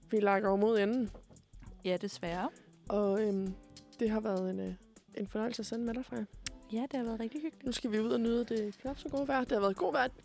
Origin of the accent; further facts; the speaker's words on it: Korsør, Zealand, Denmark; og så skal jeg øhm, med hjem til Kursør, hvor jeg er fra